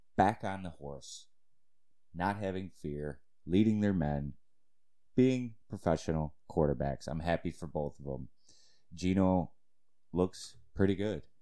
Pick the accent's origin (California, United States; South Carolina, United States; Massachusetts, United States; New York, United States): New York, United States; Cheektowaga; my hometown Maryvale Flyers